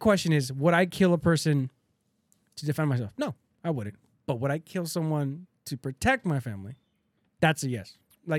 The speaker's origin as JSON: {"language": "English", "country": "United States", "said": "as an American"}